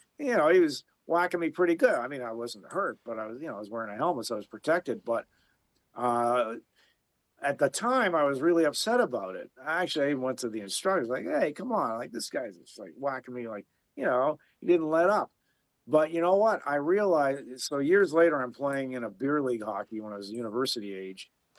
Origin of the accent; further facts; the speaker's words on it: Belfast, Northern Ireland, United Kingdom; to be Irish Catholic and growing up in Belfast, just suffice to say, it was a tough neighborhood.